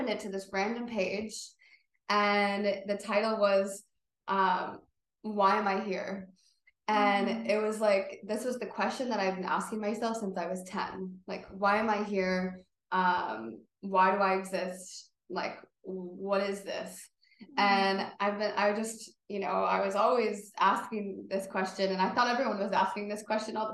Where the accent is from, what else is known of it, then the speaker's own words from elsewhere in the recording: Buffalo, New York, United States; I grew up in Buffalo